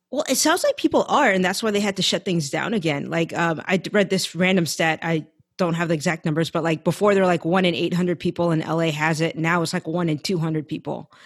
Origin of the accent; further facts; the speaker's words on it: San Francisco Bay Area, California, United States; moved away as an adult; now in Los Angeles, United States; I grew up in the Bay Area, I was born and raised there